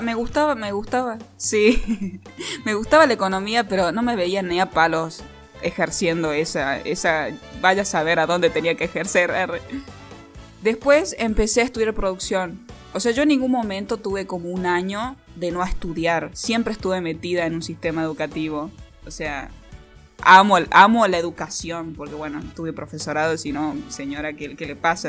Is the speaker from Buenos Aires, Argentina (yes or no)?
no; Catamarca, Argentina; also born or lived in Tucumán; Me fui de Catamarca, me fui a Tucumán a estudiar cine. Me vine a Catamarca